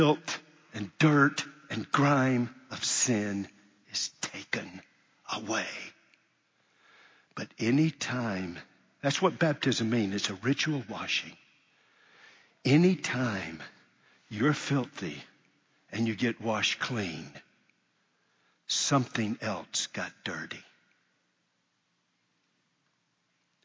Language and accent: English; United States; I'm an American